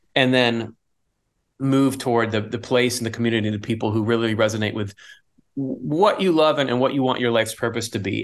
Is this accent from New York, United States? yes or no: no; Michigan, United States; I was born in Michigan